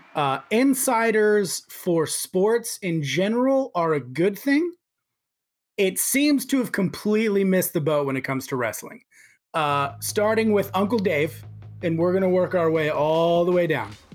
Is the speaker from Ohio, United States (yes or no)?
no; Houston, Texas, United States; I was born in Houston